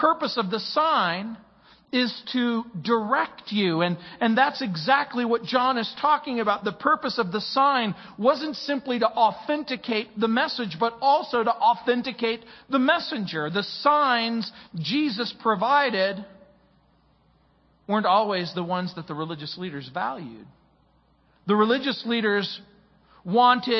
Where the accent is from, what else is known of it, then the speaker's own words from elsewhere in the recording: Mojave Desert, California, United States; also born or lived in New Orleans, Louisiana; When I was a young man growing up in the Mojave Desert